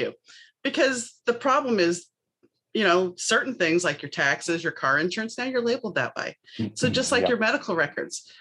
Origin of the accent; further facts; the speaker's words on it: New Orleans, Louisiana, United States; I grew up in New Orleans